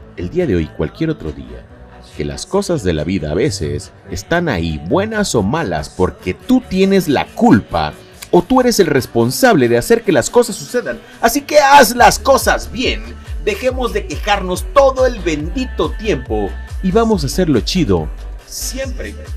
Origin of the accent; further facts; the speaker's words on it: Lerdo de Tejada, Veracruz, Mexico; Yo soy nacido en Ciudad Lerdo de Tejada, Veracruz, en la bella, en la hermosa República Mexicana